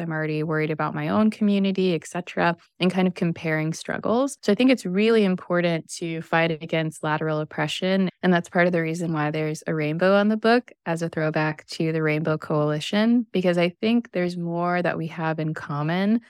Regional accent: Missouri, United States; now in Southern California, United States; coming from the Midwest, I grew up in Missouri

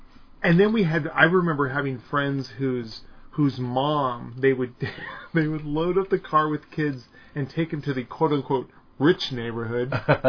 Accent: San Jose, California, United States; I grew up in San Jose, so it was a little more urban and stuff

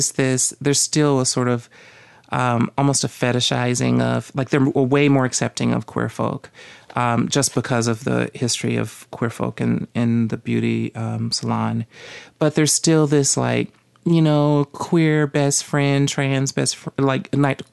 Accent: the South, United States; moved away; growing up in the South

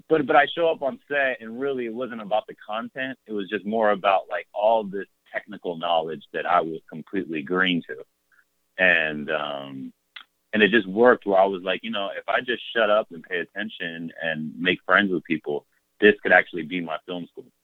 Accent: Mississippi, United States; I was coming from Mississippi. I'd finished college

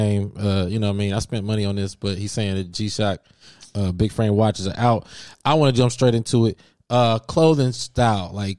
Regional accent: Cincinnati, Ohio, United States; I'm from Cincinnati, Ohio, but I always was influenced by East Coast culture.

